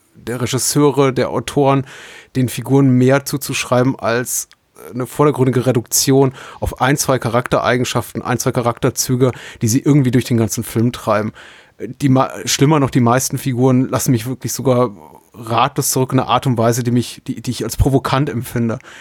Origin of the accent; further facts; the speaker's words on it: Franconia, Bavaria, Germany; Ich bin in Franken aufgewachsen